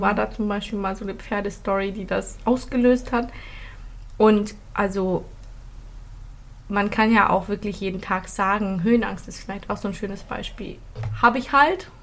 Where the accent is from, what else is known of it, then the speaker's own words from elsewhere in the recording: Philippines; now in Germany; Ich bin auf den Philippinen aufgewachsen